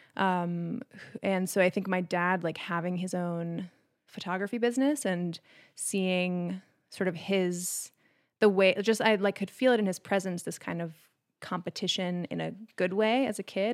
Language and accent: English; Maine, United States; I grew up in Maine